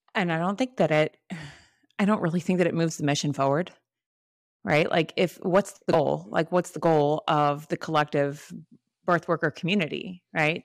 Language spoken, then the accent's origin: English; Florida, United States; I'm from Florida